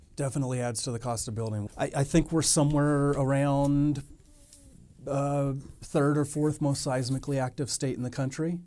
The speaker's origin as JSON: {"language": "English", "region": "Texas", "country": "United States", "tie": "born or raised there", "also_born_or_lived": "Fallon, Nevada", "moved": "as an adult", "lives_now": "Reno, United States", "said": "I grew up mostly in Texas"}